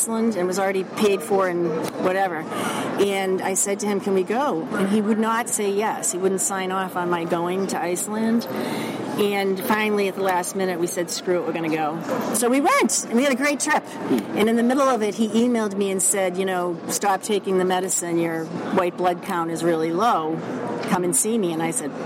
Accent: Boston, Massachusetts, United States; accent: Boston; I'm from Boston, obviously, by my accent

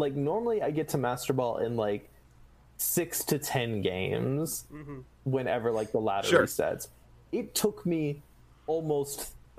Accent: Pflugerville, Texas, United States; my hometown, Pflugerville, which is, like, just north of Austin.

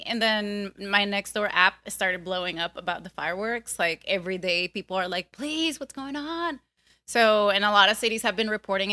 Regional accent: Venezuela; moved away; I come from Venezuela, which is a country where that made me suspicious of everything already

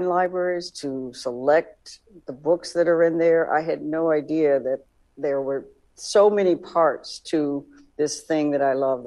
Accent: Tallahassee, Florida, United States; was born in Tallahassee, Florida, on the campus of Florida A&M

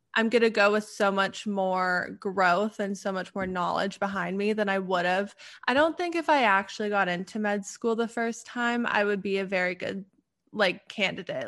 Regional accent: Canada; now in Pittsburgh, United States; I'm originally from Canada, but right now I live in Pittsburgh.

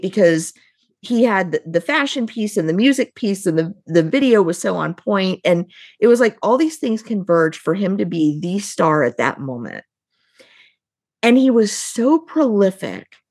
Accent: Midwest, United States; I grew up right near Kentucky, which is bourbon country

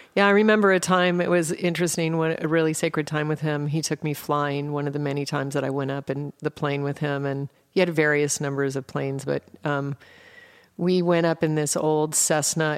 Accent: Anchorage, Alaska, United States; also born or lived in Colorado; I was raised in Alaska. I was born in Colorado and, and drove to Alaska in an A M C Hornet with my mom, my four siblings, and a dog, and I turned nine on the way

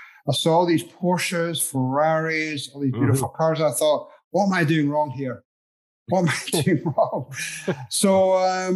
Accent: Edinburgh, Scotland, United Kingdom; moved away as an adult; also born or lived in Grand Island, Nebraska / Arizona; now in United States; grew up in Edinburgh in Scotland, had a great life across there

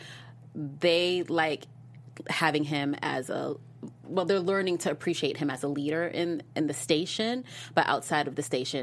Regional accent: New York, United States; growing up in New York as a kid

